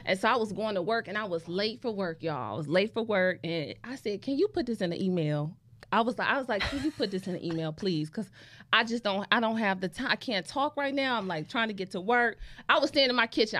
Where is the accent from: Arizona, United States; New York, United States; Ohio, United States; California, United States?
Ohio, United States; Cleveland; a lot of people growing up in Cleveland, like, they knew me